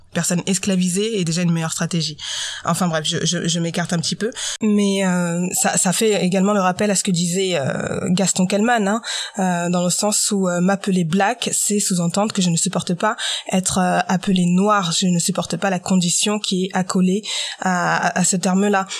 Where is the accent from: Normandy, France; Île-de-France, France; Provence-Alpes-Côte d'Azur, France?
Normandy, France; je suis née en Normandie, j'ai 30 ans et pourtant j'ai encore le droit à tu viens d'où en vrai. Donc ça fait 30 ans que je suis née en Normandie, que j'habite en France